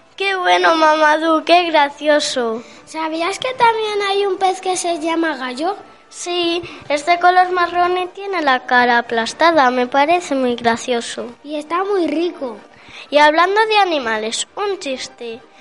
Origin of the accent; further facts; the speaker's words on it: Valladolid, Castile and León, Spain; also born or lived in Senegal; soy de Senegal, aunque desde que tenía un año vivo en Valladolid